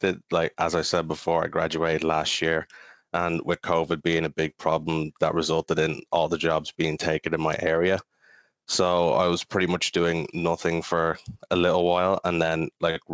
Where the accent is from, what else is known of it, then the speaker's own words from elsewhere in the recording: Kill, County Kildare, Ireland; also born or lived in Maynooth; I spent some time growing up in Maynooth, but then moved to Kill for the past over 10 years ago